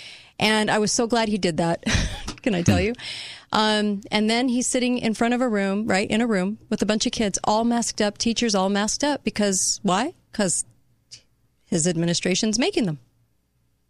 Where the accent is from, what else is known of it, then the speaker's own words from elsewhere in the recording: United States; I'm an American